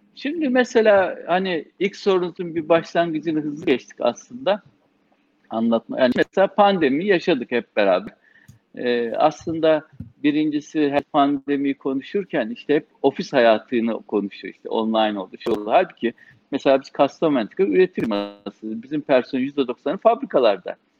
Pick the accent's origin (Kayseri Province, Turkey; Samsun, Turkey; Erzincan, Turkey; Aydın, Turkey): Samsun, Turkey; moved away as an adult; also born or lived in Trabzon / Istanbul; Samsun'da doğdum. Aslen Trabzonluyuz. İlk ortaokulu, lise eğitimimizi Samsun'da aldık.